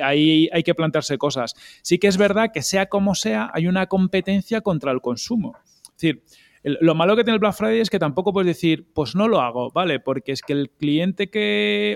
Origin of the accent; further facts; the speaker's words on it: Galicia, Spain; mi tierra, por Galicia